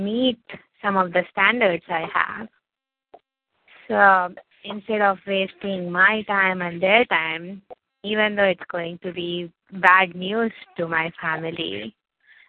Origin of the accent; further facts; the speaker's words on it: India; I'm from India